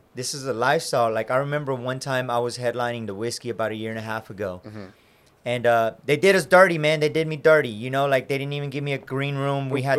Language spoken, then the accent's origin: English; Waco, Texas, United States; born or raised there